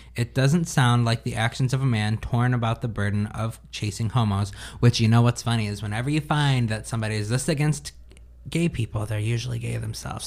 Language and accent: English; United States; as an American